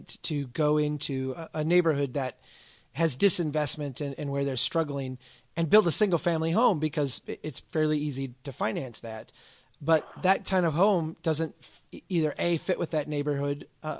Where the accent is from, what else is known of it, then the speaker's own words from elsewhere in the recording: Minnesota, United States; I'm from Minnesota.